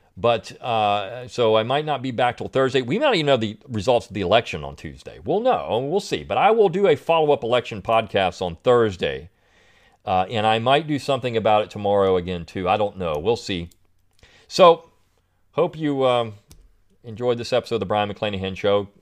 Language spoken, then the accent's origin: English; Delaware, United States; I grew up in Delaware